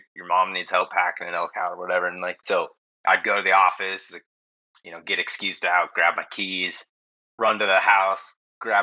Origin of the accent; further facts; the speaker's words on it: West Coast, still lives in Idaho, United States; I'm from the West Coast. I live in the Pacific Northwest